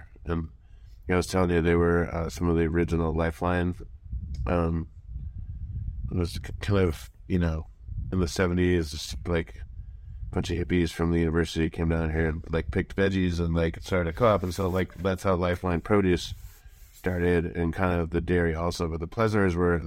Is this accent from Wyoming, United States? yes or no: yes; Wyoming, United States; also born or lived in Missoula, Montana; now in Montana, United States; I'm from Wyoming originally